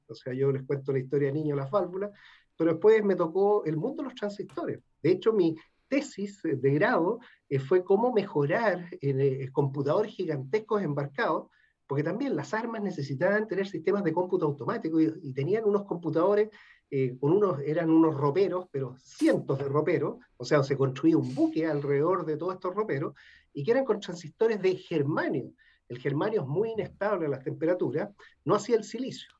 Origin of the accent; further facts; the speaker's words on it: Valparaíso, Chile; Yo nací también en Valparaíso, y a temprana edad decidí ingresar a la Marina